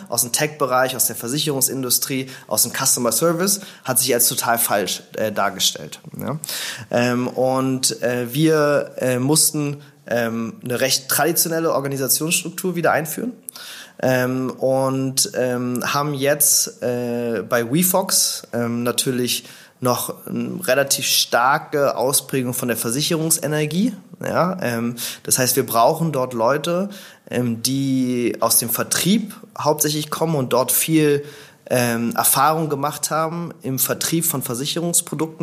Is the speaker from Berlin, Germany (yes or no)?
yes; Berlin, Germany; also born or lived in St. Gallen / Zürich; Also ich bin in Berlin geboren, ähm, vor ein bisschen mehr als 30 Jahren. Äh, bin hier aufgewachsen.